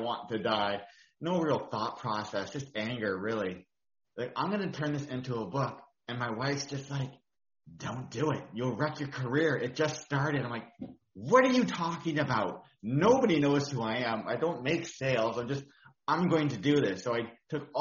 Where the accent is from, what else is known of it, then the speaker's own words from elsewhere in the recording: Sooke, British Columbia, Canada; I'm from Sooke, BC